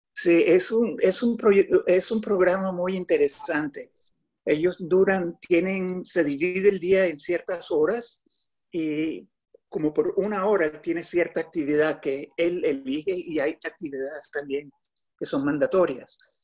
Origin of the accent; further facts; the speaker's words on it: Colombia; also born or lived in New York City; now in New York, United States; yo Vivo en la ciudad de Nueva York. Eh, tengo 58 años y nací en Colombia